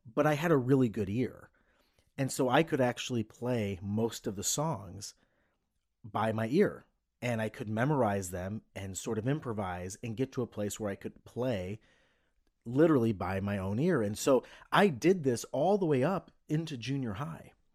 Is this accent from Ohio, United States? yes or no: yes; Cleveland, Ohio, United States; I was a kid from Cleveland.